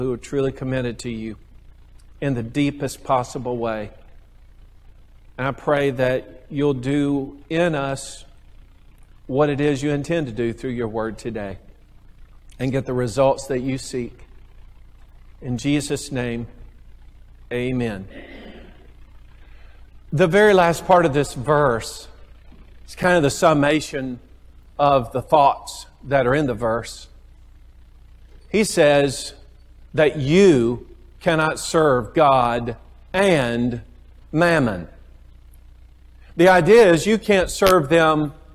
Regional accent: United States; I'm an American

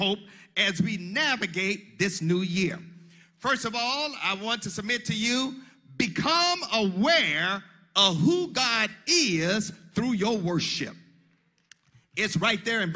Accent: Monticello, Mississippi, United States; growing up in Monticello, Mississippi, as a young boy

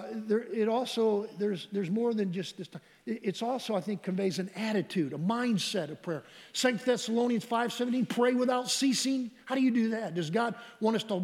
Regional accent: Michigan, United States; we grew up in Michigan

